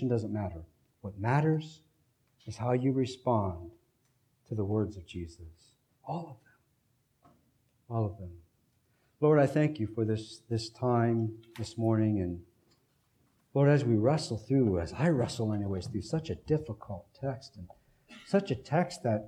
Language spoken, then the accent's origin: English; United States; as American Christians, we have an interesting flavor of Christianity